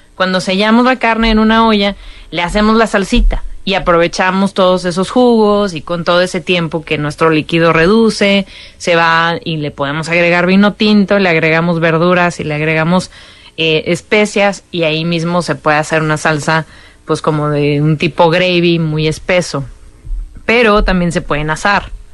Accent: Monterrey, Nuevo León, Mexico; siendo regia

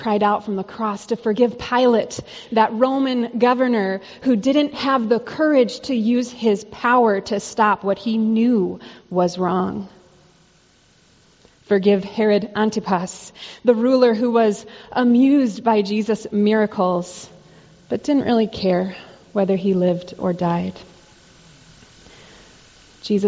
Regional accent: Arizona, United States; I grew up in Arizona

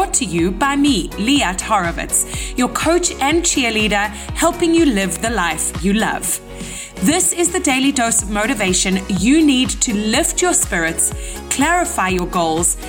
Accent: South Africa; moved away as an adult; now in Canada; I'm South African

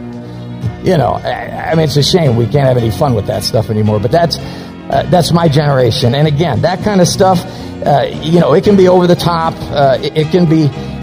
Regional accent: Chicago suburbs, Illinois, United States; I was born in Chicago. But by the time I was about 6 years old, my folks moved us out to the suburbs

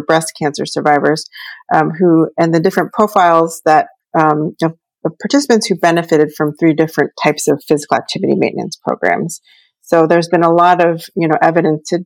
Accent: Baltimore, Maryland, United States; moved away; I'm from Baltimore originally, grew up born and raised in Baltimore.

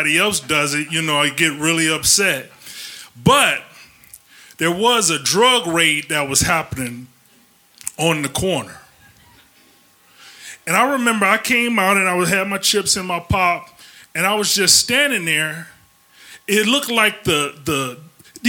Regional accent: Ecorse, Michigan, United States; also born or lived in Detroit, Michigan; when my mom left my dad, we moved from Detroit to a suburb called Ecorse

